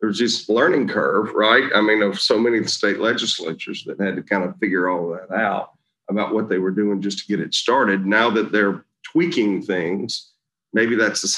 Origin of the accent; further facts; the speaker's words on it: Mississippi, United States; my home state of Mississippi